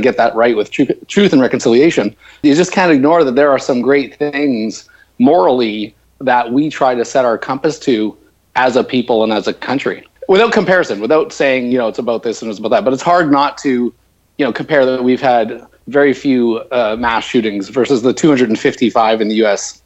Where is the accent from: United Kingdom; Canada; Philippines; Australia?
Canada